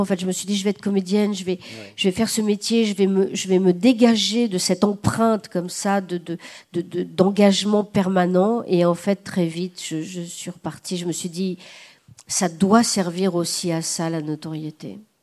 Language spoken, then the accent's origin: French; the South, southern France, France; je suis du Sud, euh, que je serai éternellement, je suis vraiment du Sud